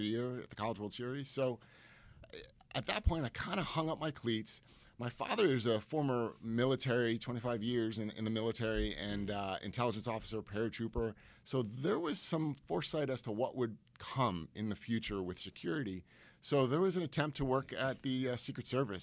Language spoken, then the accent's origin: English; Stamford, Connecticut, United States; born and raised in Stamford, Connecticut